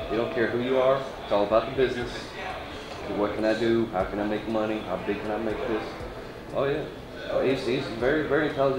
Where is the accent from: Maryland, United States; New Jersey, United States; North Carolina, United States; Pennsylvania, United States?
Pennsylvania, United States; We grew up in Pennsylvania, so that was a big hub of wrestling and everything.